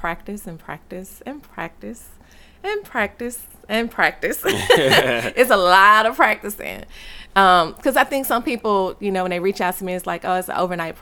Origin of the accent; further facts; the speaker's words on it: Baton Rouge, Louisiana, United States; moved away as an adult; also born or lived in Japan; I'm originally from Baton Rouge, Louisiana